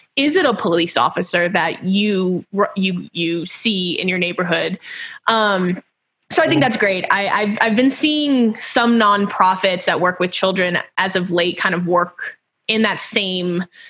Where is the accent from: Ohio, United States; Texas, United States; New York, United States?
Texas, United States; Houston; moved away; I'm from Houston originally